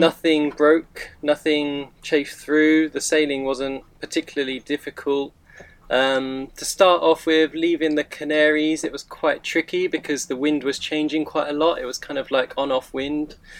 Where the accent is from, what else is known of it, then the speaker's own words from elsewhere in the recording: United Kingdom; moved away; I'm from the UK